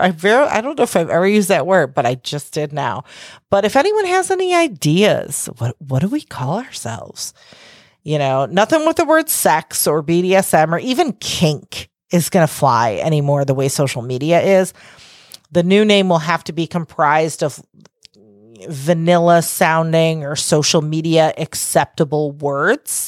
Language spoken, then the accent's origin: English; Chicago, Illinois, United States; accent: Chicago; with my Chicago accent